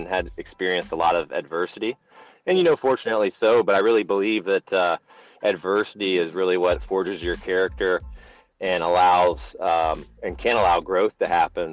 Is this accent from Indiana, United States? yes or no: yes; Indiana, United States; I'm from Indiana, born and raised